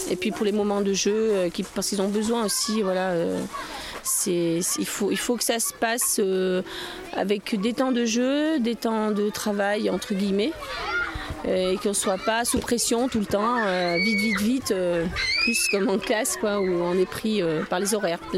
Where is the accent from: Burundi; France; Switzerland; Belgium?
France; Puy-de-Dôme, Auvergne-Rhône-Alpes; moi je suis du Puy de Dôme